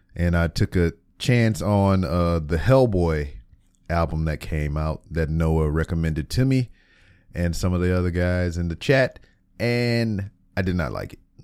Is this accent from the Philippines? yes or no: no; Lake Charles, Louisiana, United States; moved away; my hometown of Lake Charles, Louisiana